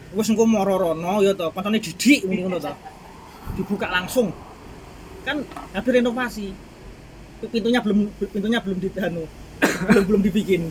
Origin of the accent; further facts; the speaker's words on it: Java, Indonesia; aku orang Jawa